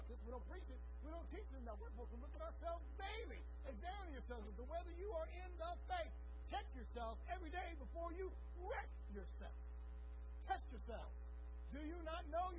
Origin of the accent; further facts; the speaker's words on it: Texas, United States; as a Texan